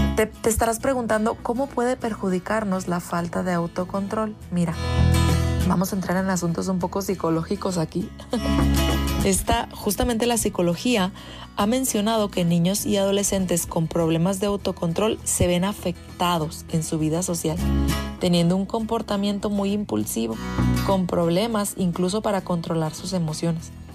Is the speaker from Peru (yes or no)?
no; Mexico; los que somos mexicanos